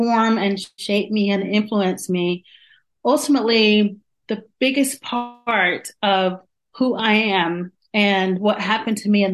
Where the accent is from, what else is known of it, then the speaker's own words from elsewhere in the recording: Johnston County, North Carolina, United States; moved away; also born or lived in Washington, D.C. / Atlanta, Georgia; I was born in Washington, D.C. and raised in a very small southern town in Johnston County, North Carolina